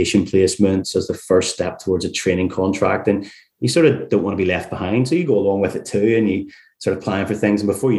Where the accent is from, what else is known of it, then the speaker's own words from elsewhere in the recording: Carrickfergus, Northern Ireland, United Kingdom; moved away as an adult; also born or lived in Leeds / York; now in London, United Kingdom; listeners could probably tell from my accent that I'm not sort of from London originally. I'm from a place called Carrickfergus, just outside Belfast. But I moved over to England for university when I was 18